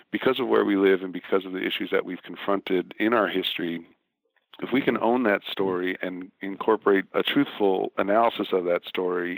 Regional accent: Milwaukee, Wisconsin, United States; now in Mississippi, United States; I grew up in Milwaukee during the time of desegregation

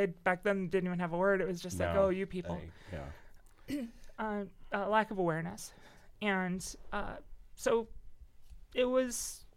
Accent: Cedar Lake, Indiana, United States; also born or lived in Crown Point, Indiana; Cedar Lake, Crown Point.

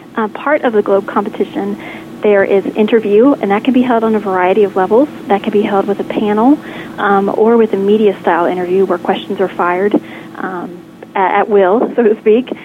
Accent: Lexington, Kentucky, United States; Today you are calling me in Lexington, Kentucky, my hometown

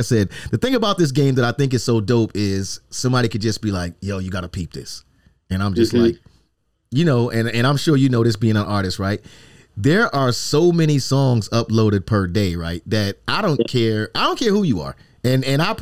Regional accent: New York, United States; moved away; I'm from New York originally

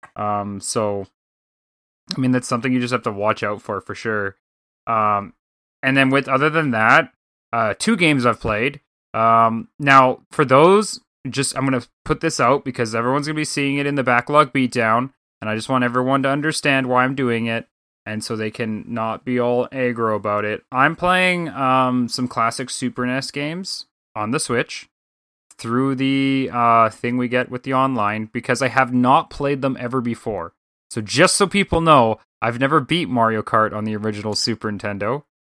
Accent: Canada; being Canadian

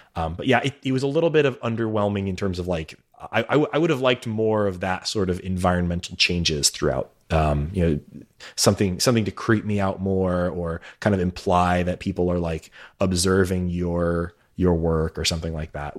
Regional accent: United States; as an American

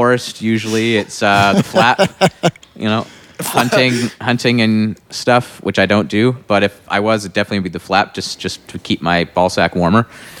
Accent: Canada; because I'm a Canadian

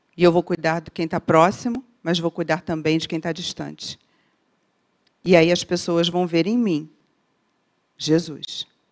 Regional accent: Rio de Janeiro, Brazil; como boa carioca

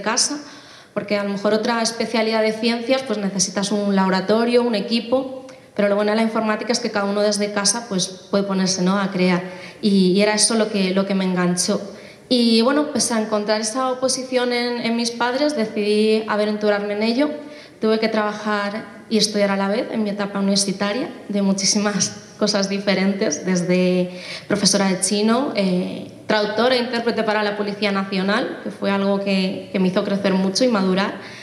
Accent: Móstoles, Community of Madrid, Spain; soy española, de Móstoles en concreto, eh, aunque mis padres son de origen asiático

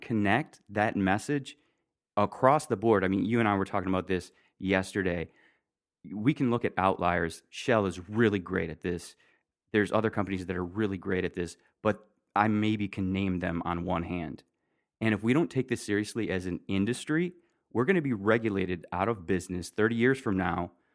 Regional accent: Michigan, United States; I'm from Michigan

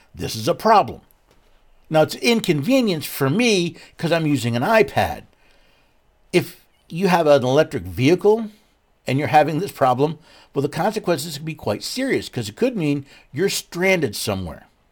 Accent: Northeast, United States; moved away; I was born and raised in the Northeast

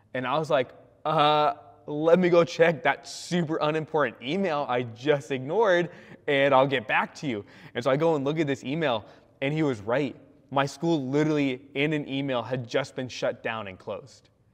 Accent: California, United States; moved away as an adult; also born or lived in Spokane, Washington; now in Washington, United States; I'm a Californian

